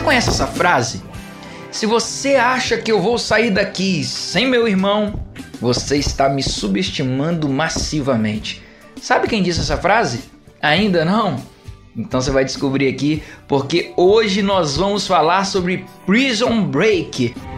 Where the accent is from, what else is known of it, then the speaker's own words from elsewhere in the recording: Minas Gerais, Brazil; now in Altamira, Brazil; a galera de Minas Gerais que é ali da minha da minha terrinha